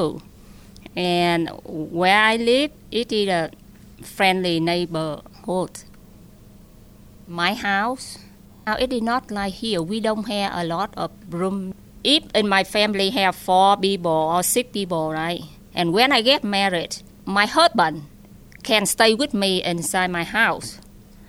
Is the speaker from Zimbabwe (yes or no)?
no; Ho Chi Minh City, Vietnam; moved away as an adult; also born or lived in Virginia, United States; now in Pittsburgh, United States; I was born on February 27, 1964, in Saigon, Vietnam.